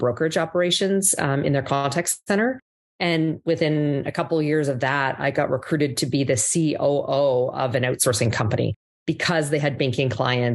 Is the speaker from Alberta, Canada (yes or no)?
yes; Calgary, Alberta, Canada; accent: Canadian; moved away as an adult; also born or lived in Ottawa / Toronto / New York; now in Miami, United States; So I grew up in Canada, born in the East Coast, in Ottawa, grew up in Calgary